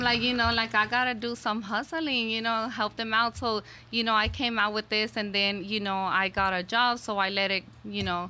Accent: Houston, Texas, United States; I was born and raised in Houston, Texas

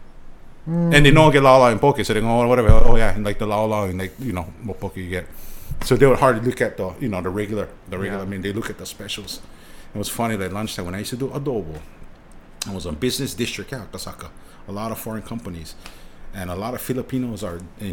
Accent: Hawaii, United States; also born or lived in Japan; when you see each other first time from Hawaii, the first question is, hey, where are you from? Which means what high school?

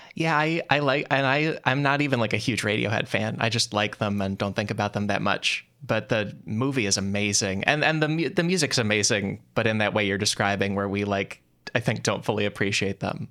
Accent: outside Chicago, Illinois, United States; growing up outside Chicago

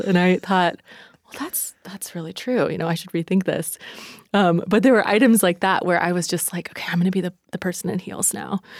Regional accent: East Coast, United States; moved away; I'm from the East Coast

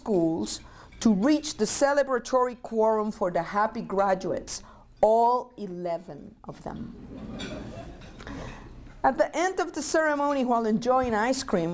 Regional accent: Mayagüez, Puerto Rico; English is a second language; moved away as an adult; also born or lived in New Mexico; now in Montana, United States; I was born and raised in Puerto Rico. If you detect an accent, it's the mic.

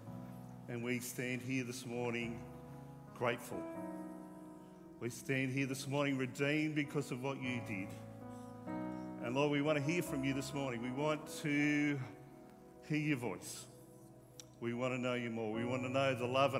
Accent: Wollongong, New South Wales, Australia; now in Tasmania, Australia; my hometown in Wollongong

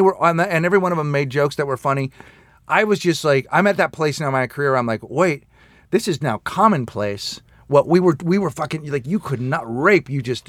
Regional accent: San Francisco, California, United States; we grew up in San Francisco where AIDS showed up

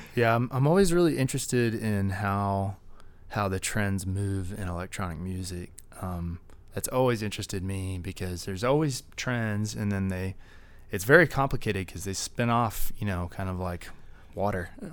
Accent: Dallas, Texas, United States; I'm from Dallas

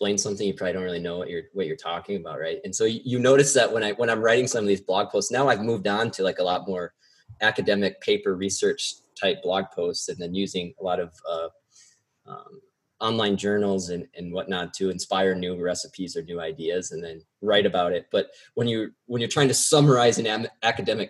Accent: South Dakota, United States; moved away as an adult; I'm actually originally from South Dakota. So I moved out here to work in politics right after college

